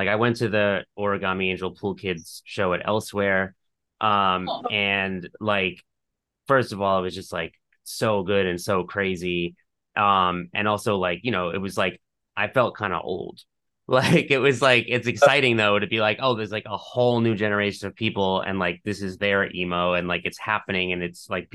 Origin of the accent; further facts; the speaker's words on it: New York, United States; as a New Yorker